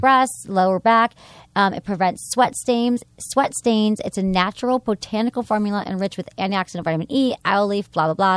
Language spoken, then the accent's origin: English; Michigan, United States; I'm from Michigan